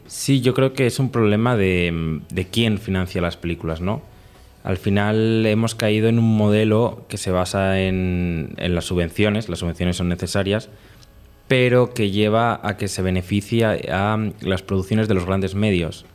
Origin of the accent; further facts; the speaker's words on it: Spain; nosotros no somos de la capital, no somos de Madrid